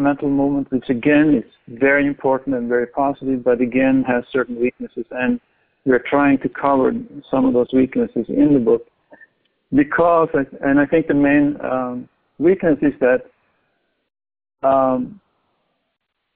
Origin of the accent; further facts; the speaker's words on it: Norway; moved away; I grew up in Norway, and I'm quite familiar with that society